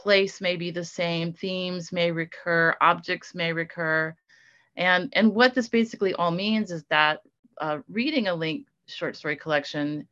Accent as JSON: {"language": "English", "town": "Mobile", "region": "Alabama", "country": "United States", "tie": "born or raised there", "said": "growing up in Mobile, actually a lot of places in the Deep South"}